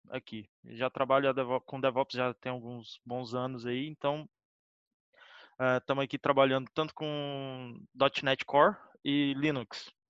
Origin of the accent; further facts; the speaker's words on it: Goiânia, Goiás, Brazil; also born or lived in Lisbon; now in Belgium; Bem, eu sou carioca também, de Goiás